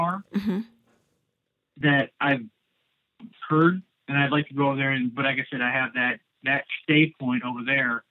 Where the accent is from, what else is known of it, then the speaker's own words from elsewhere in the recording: Upper Peninsula, Michigan, United States; I'm actually from the Upper Peninsula, Michigan originally